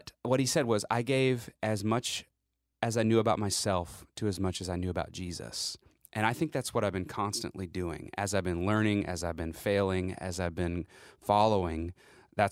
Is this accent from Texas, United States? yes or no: yes; Lubbock, Texas, United States; I grew up in Lubbock, Texas, which is the northwest part of Texas